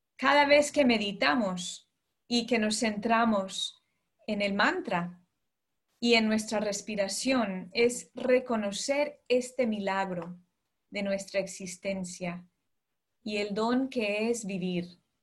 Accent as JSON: {"language": "Spanish", "country": "United States", "tie": "born or raised there", "moved": "as an adult", "lives_now": "London, United Kingdom", "said": "yo nací, crecí en Estados Unidos, ¿no? de padres colombianos, eh, pero desde hace ya 12 años estoy fuera de, de Estados Unidos"}